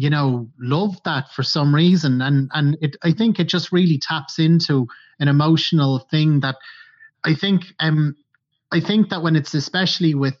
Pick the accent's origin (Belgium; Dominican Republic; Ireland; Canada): Ireland